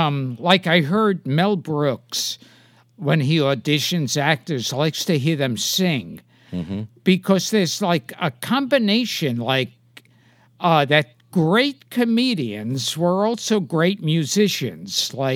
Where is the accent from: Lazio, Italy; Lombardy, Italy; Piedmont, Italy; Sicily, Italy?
Sicily, Italy; Palermo; And I was born and raised in Palermo.